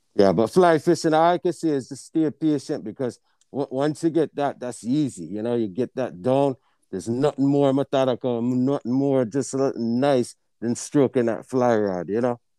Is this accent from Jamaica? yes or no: yes; Jamaica; also born or lived in Portmore, Jamaica; now in Illinois, United States; When we grew up in Jamaica, we kinda grew up a different place there